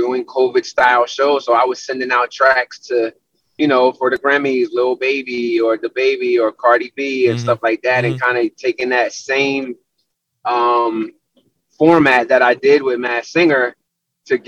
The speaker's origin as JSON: {"language": "English", "region": "New Jersey", "country": "United States", "tie": "born or raised there", "moved": "as an adult", "lives_now": "Philadelphia, United States", "said": "I'm an East Coast boy, born and raised in Jersey"}